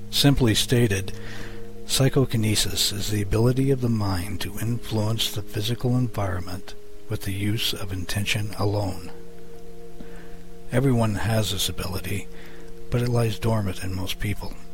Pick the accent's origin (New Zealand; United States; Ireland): Ireland; I'm a druid from Ireland